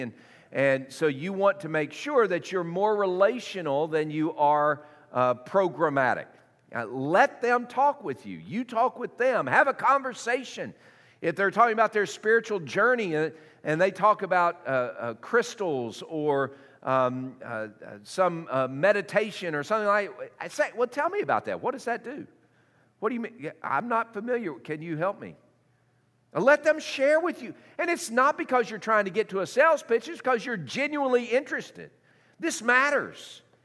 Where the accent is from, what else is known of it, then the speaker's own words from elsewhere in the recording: Tennessee, United States; I was raised in um, uh, Tennessee